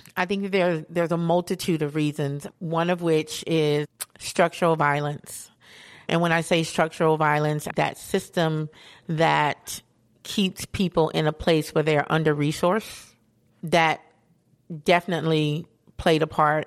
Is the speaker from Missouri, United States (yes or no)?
no; Asheville, North Carolina, United States; growing up in Asheville